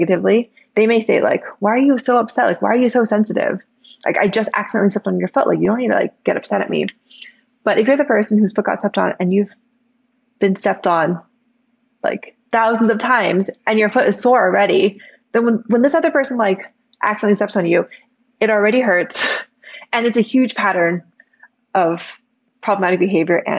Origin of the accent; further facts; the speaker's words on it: Bay Area, California, United States; I grew up in the Bay Area.